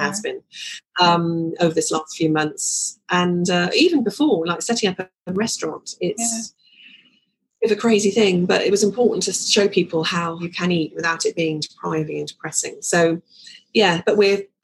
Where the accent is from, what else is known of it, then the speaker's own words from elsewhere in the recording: London, United Kingdom; I was born actually in Islington